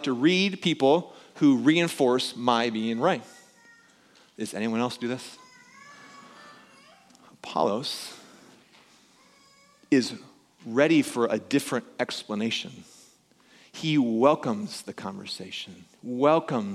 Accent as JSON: {"language": "English", "town": "Pella", "region": "Iowa", "country": "United States", "tie": "born or raised there", "said": "when I was growing up in Pella"}